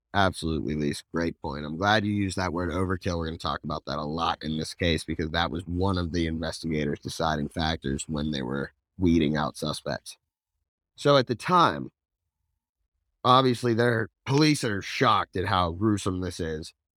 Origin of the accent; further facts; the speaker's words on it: Princeton, New Jersey, United States; I was born in Princeton